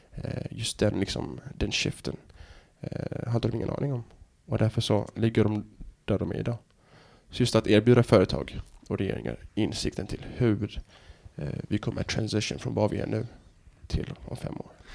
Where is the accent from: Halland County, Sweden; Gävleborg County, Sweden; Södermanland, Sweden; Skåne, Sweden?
Skåne, Sweden; Helsingborg; moved away; also born or lived in United States / Norway / Dubai; Jag är liksom född och uppvuxen i Helsingborg